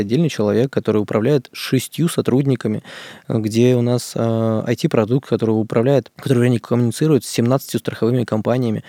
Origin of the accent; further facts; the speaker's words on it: Izhevsk, Udmurtia, Russia; Я сам из Ижевска, там у нас удмурты тоже там